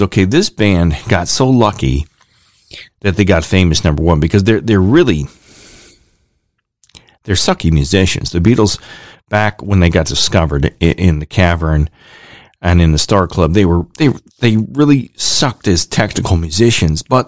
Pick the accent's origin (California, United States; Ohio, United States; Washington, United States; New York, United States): Ohio, United States; I'm from Ohio